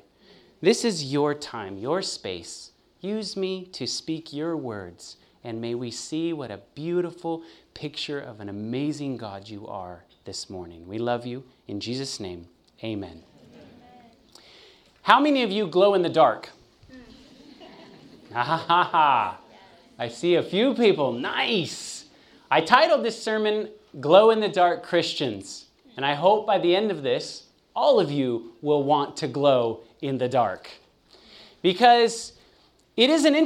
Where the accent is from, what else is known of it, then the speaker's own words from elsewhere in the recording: California, United States; now in Chattanooga, United States; I'm born and raised in California